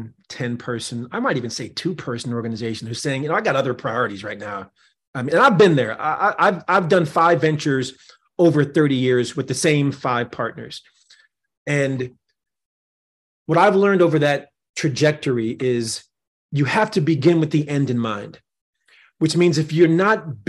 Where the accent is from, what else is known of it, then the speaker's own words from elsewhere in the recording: New Jersey, United States; here in my home state of New Jersey